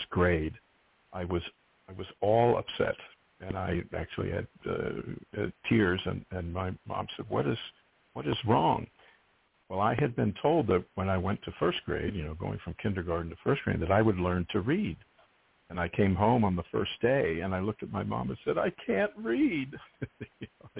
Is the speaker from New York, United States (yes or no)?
no; Pittsburgh, Pennsylvania, United States; moved away; I grew up in Pittsburgh